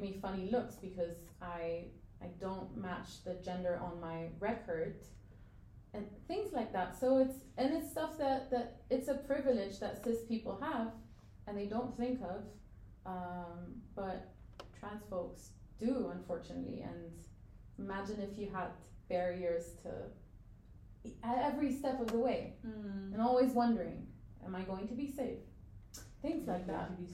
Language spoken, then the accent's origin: English; Egypt; I'm from Egypt